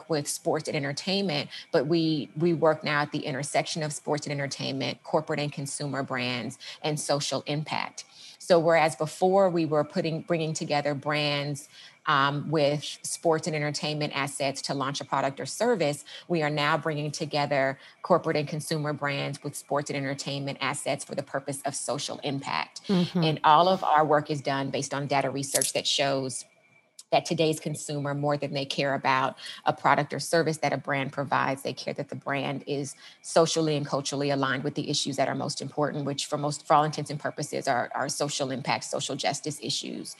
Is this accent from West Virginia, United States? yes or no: no; Los Angeles, California, United States; moved away as an adult; also born or lived in San Diego / Washington; I'm from the Los Angeles area, went to school in San Diego